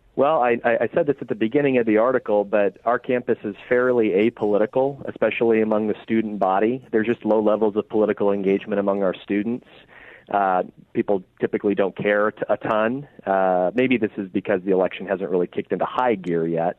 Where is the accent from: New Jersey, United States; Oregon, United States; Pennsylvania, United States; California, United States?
Oregon, United States; I'm from Oregon, so I'm an Oregon Ducks fan